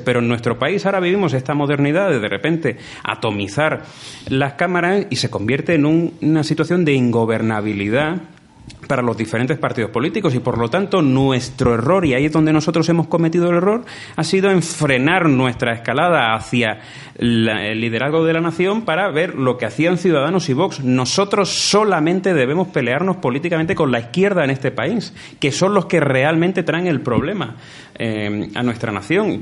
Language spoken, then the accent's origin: Spanish; Granada, Andalusia, Spain; como granadino y en este caso como representante de granadinos y como político granadino